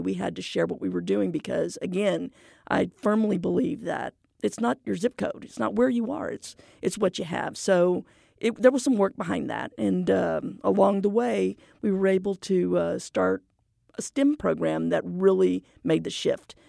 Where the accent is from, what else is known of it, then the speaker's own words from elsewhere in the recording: McAllen, Texas, United States; moved away as an adult; now in Houston, United States; I'm a native Valleyite. I'm from McAllen, Texas